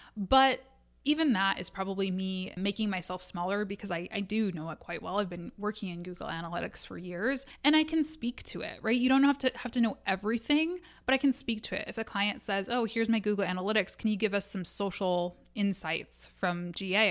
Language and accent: English; Midwest, United States; I am a Midwesterner.